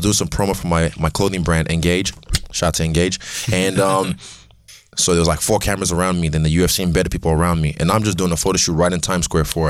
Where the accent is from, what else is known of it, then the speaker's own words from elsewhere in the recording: Nigeria; I'm Nigerian.